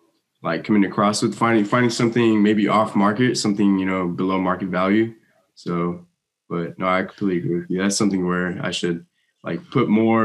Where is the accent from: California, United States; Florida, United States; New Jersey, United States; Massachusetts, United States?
California, United States; Los Angeles; I'm originally from Los Angeles, California.